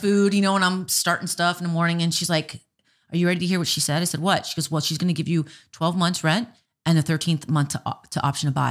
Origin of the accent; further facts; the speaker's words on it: Miami, Florida, United States; now in Minot, United States; I'm from Miami and they call it the Magic City.